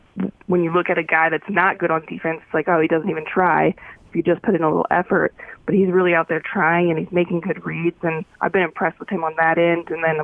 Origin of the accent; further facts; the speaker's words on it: Paradise, California, United States; And when I say I'm from Paradise, there's always kind of like this really bummer look on their face